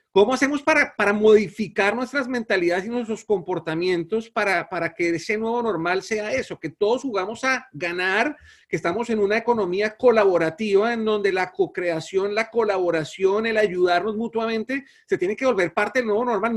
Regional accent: Colombia; quienes somos colombianos

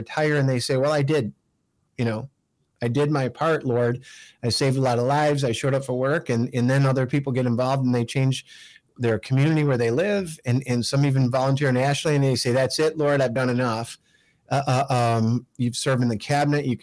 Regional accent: Detroit, Michigan, United States; I'm from Detroit and I'm reporting to you from Detroit right now

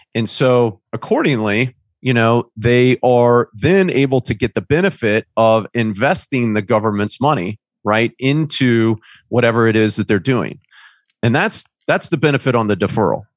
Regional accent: Indiana, United States; moved away as an adult; also born or lived in Charlotte, North Carolina; I grew up in Indiana

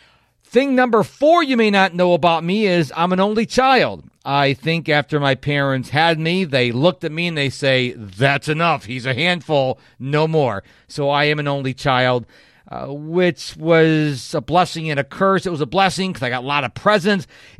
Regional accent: North Chili, New York, United States; now in Houston, United States; I moved from Rochester, New York, down to Houston, Texas, where I currently live, in July of 1997. Now, I say Rochester, New York, because I would be very grateful if you have heard of Rochester, New York. But I lived in a little town off to the west of Rochester called North Chalai

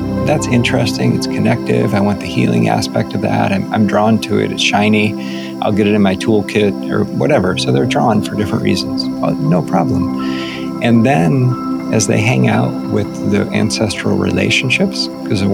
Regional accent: United States; my own conditioning as an American white dude

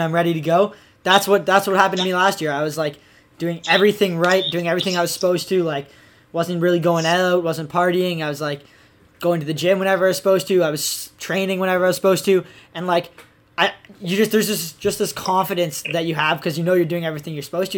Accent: Ontario, Canada; I'm like basically the only skier in all the area, and well, like at least in my hometown. So like, and in Ontario

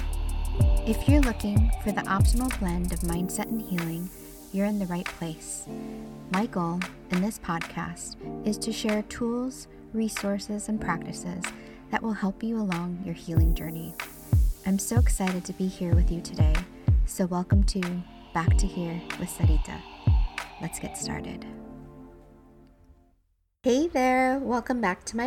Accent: St. Louis, Missouri, United States; also born or lived in El Salvador; brought me back to the States, where I was raised in a very suburban part of St. Louis

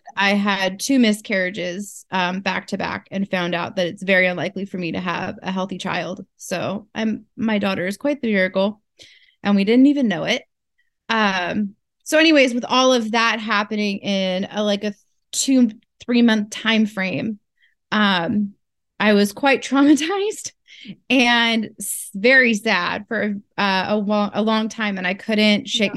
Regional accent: Northern California, United States; moved away as an adult; now in Alaska, United States; I'm from California originally, uh, Northern California

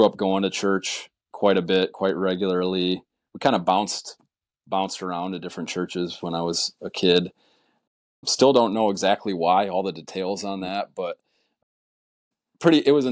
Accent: Olivet, Michigan, United States; I'm from a little town called Olivet, Michigan, kind of southern Michigan there, rural town

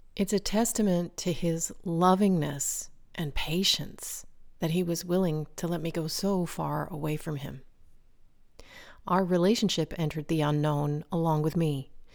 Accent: United States; moved away as an adult; now in France; branded me in some eyes as typically American

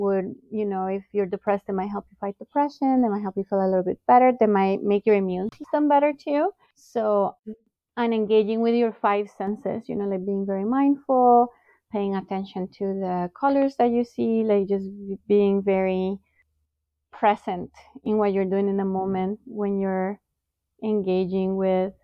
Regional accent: Bogotá, Colombia; now in United States; I came originally from Bogota, Colombia

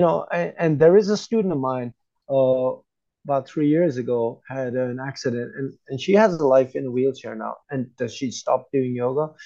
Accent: United States; moved away; growing up in the United States

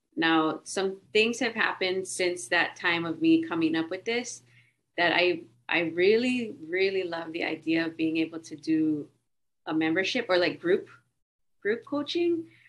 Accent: Hawaii, United States; I'm from Hawaii.

